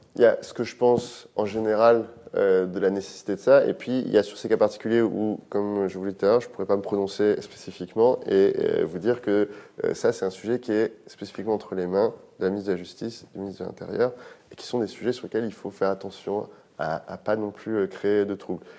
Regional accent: France; On a un équilibre en France qui fait qu'on est français

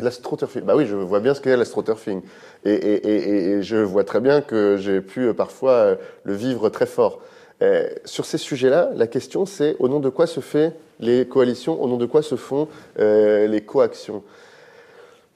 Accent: France; On a un équilibre en France qui fait qu'on est français

